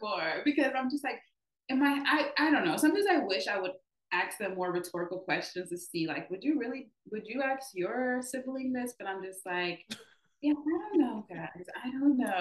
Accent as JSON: {"language": "English", "town": "Los Angeles", "region": "California", "country": "United States", "also_born_or_lived": "Texas", "moved": "as an adult", "said": "we're all from Los Angeles"}